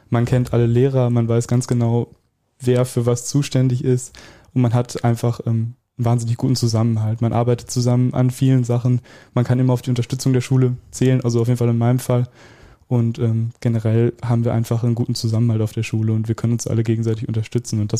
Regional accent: Welver, North Rhine-Westphalia, Germany

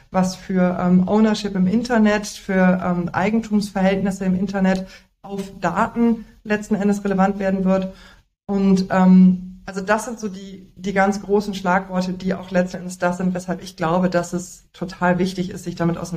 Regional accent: North Rhine-Westphalia, Germany; now in Berlin, Germany; aus dem Siebengebirge.

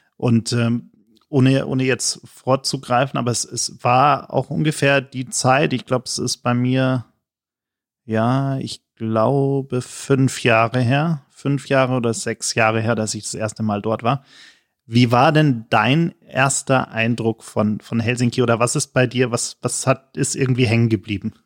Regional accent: Germany; als Deutscher

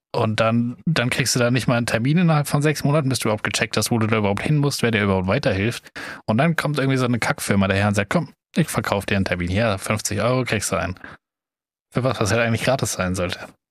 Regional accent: Germany; wir einfach als Deutsche

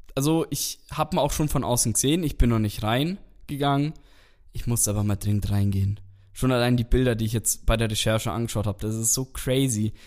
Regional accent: Nuremberg, Bavaria, Germany; ich bin eigentlich auch gebürtiger Nürnberger

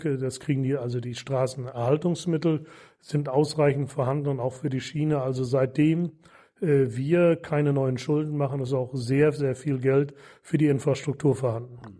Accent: Marlow, Mecklenburg-Vorpommern, Germany; in meiner Heimatstadt Marlow

